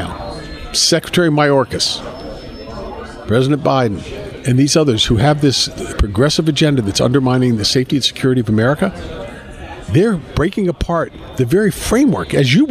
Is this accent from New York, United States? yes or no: no; Chevy Chase, Maryland, United States; now in Massachusetts, United States; I'm actually originally from Chevy Chase, Maryland, where I'm from.